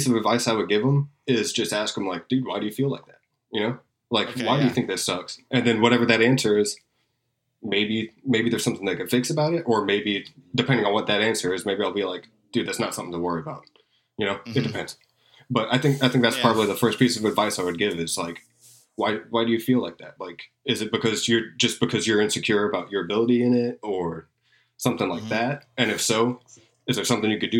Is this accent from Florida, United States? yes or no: yes; Tampa, Florida, United States; I grew up in Tampa and there's still a really good metal scene here